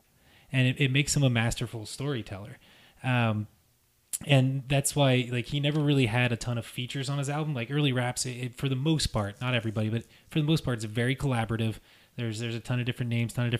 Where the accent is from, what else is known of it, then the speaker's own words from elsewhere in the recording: Wilmington, Ohio, United States; growing up in Wilmington, Ohio.